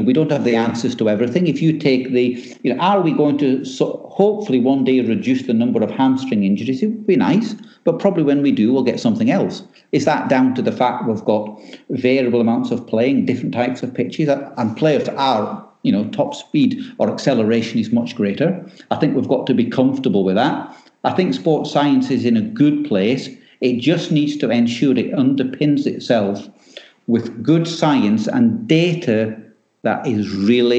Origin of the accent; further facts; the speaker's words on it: Scotland, United Kingdom; I'm Scottish